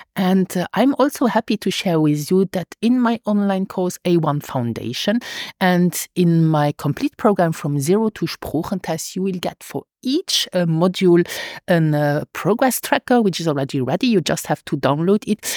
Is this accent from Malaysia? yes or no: no; Luxembourg; first language Luxembourgish; English is a second language